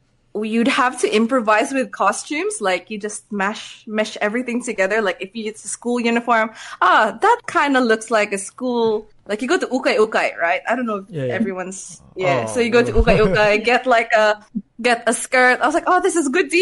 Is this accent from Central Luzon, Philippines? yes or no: no; Cagayan de Oro, Northern Mindanao, Philippines; also born or lived in Quezon City, Philippines; now in Australia; I am from Cagayan de Oro